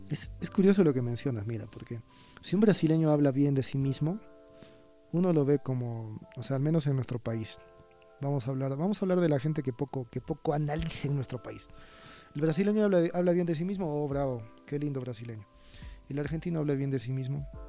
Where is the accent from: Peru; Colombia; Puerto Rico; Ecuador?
Peru; soy peruano